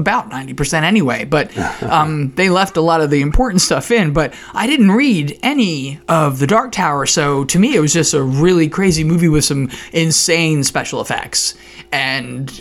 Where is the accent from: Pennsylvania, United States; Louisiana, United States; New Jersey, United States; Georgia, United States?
New Jersey, United States; moved away; I'm from South Jersey